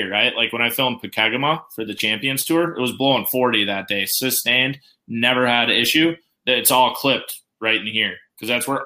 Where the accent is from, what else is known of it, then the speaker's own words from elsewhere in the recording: Minnesota, United States; We're from Minnesota